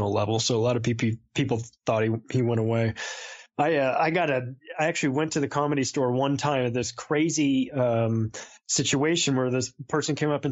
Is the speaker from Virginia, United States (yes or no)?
no; Southern California, United States; Growing up in Southern California